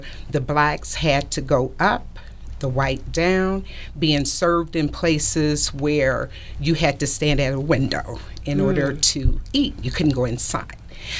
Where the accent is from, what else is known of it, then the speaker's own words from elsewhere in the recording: Detroit, Michigan, United States; also born or lived in South Georgia; And so I was born in Detroit, but my parents, they separated when I was about 12 or 13 years old.